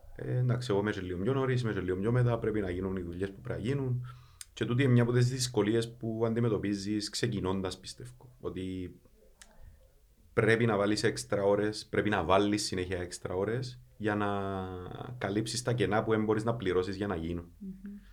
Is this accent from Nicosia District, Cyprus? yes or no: yes; Kaimakli, Nicosia District, Cyprus; είμαι από το Καϊμακλή